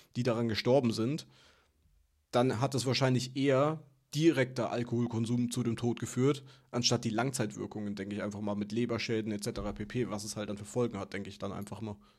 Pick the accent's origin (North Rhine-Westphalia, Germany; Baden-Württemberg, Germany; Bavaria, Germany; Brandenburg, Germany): Bavaria, Germany; Würzburg; moved away; Würzburg, wo ich herkomme, Weinstadt